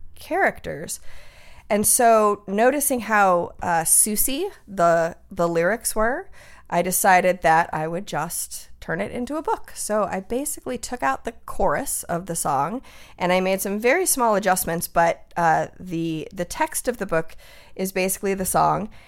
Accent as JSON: {"language": "English", "town": "Tucson", "region": "Arizona", "country": "United States", "also_born_or_lived": "Los Angeles / Seattle", "moved": "yes", "said": "being from Tucson, my whole family is sort of Spanglish speaking."}